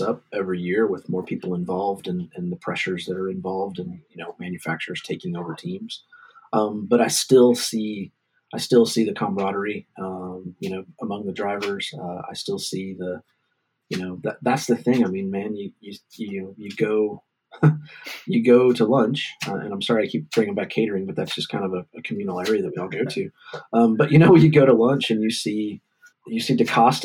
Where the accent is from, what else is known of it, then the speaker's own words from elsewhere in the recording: United States; I struggle as an American